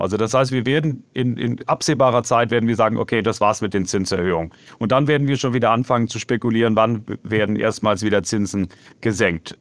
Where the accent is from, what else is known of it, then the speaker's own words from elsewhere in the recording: Germany; now in United States; ich bin selber Deutscher